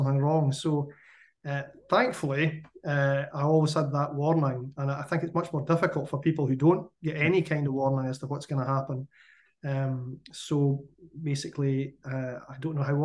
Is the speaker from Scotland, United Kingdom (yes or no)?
yes; Scottish Borders, Scotland, United Kingdom; I grew up in the Scottish Borders